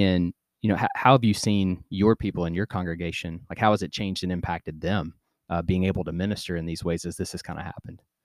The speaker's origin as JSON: {"language": "English", "country": "United States", "said": "I'm American"}